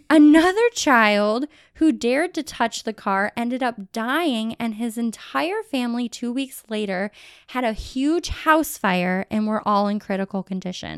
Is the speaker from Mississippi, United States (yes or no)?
no; Cleveland, Ohio, United States; I'm from Cleveland